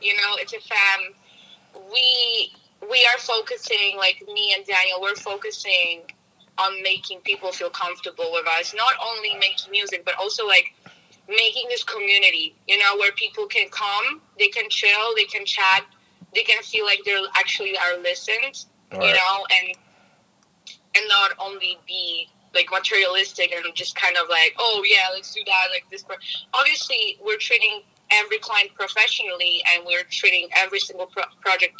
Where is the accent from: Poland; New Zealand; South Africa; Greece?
Poland; moved away; Poland. I'm from Poland. Yeah, it's a really beautiful, lovely country in Europe.